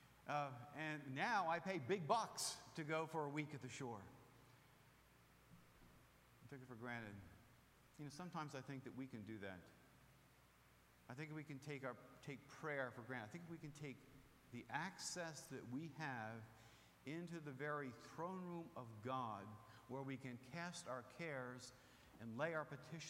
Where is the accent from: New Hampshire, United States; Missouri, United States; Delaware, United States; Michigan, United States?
Delaware, United States; Rehoboth Beach; moved away; I grew up in Rehoboth Beach, Delaware